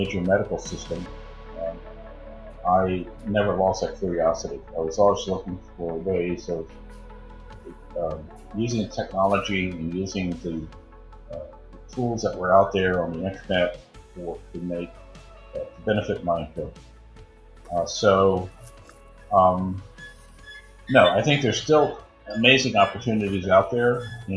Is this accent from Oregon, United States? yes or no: no; Baltimore, Maryland, United States; moved away as an adult; also born or lived in Chicago; I was born and raised in Baltimore.